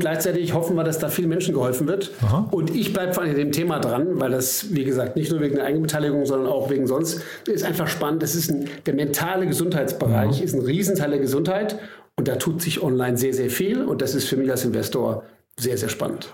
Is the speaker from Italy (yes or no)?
no; Germany; wir beide als Deutsche